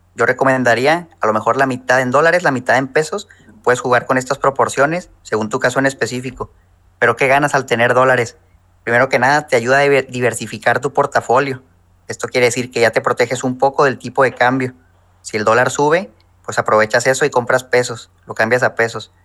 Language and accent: Spanish; Chihuahua, Mexico; moved away as an adult; also born or lived in Acuña, Coahuila; yo soy mexicano, soy de Chihuahua